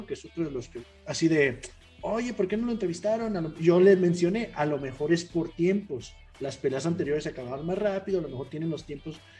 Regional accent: Mexico; como aficionados mexicanos, pues siempre queremos escuchar que entrevisten al mexicano, ¿no?

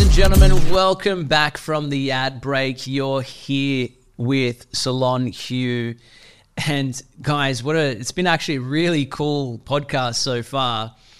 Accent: Sydney, New South Wales, Australia; I grew up in Western Sydney

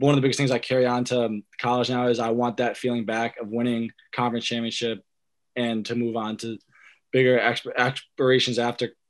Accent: East Hampton, Connecticut, United States; I grew up in a small town in Connecticut called East Hampton

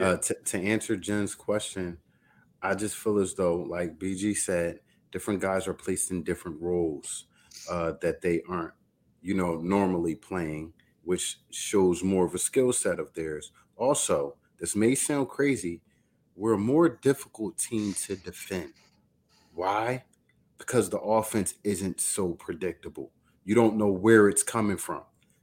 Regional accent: Philadelphia, Pennsylvania, United States; I mean, we're Philly. We're from Philly.

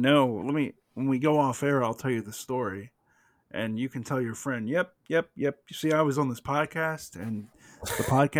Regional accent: the South, United States; But so, I'm from the South. You're from the South. We're both white.

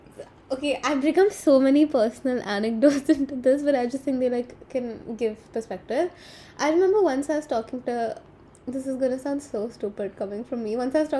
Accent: India; We're Indian.

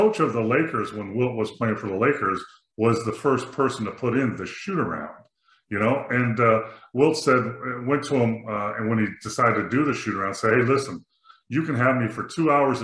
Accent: Los Angeles, California, United States; moved away as an adult; also born or lived in Lawrence, Kansas / Milwaukee; I grew up in the San Fernando Valley in California

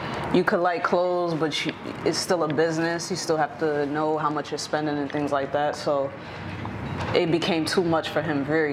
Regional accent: New York area, Connecticut, United States; I am from Connecticut, New York area

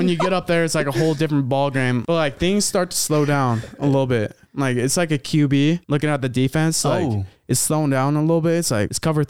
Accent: New Orleans, Louisiana, United States; Sorry for my accent. I'm from New Orleans.

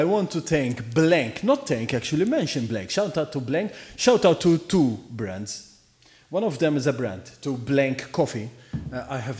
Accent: Malta; English is a second language; always in Maltese because we are from Malta.

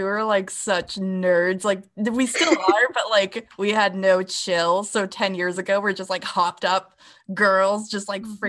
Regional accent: New Hampshire, United States; they're from New Hampshire and we're from New Hampshire.

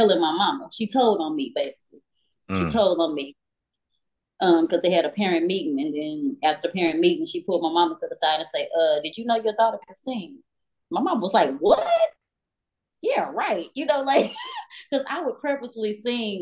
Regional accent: Fort Worth, Texas, United States; I'm from Fort Worth

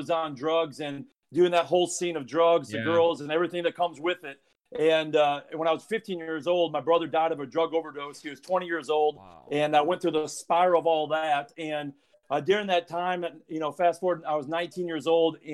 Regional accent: South Dakota, United States; moved away; I'm from South Dakota

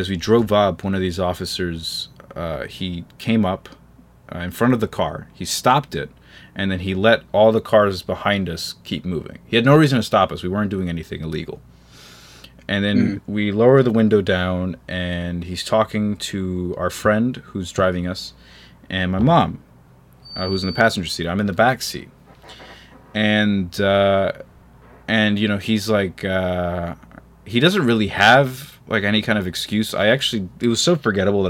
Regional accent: United States; I'm an American

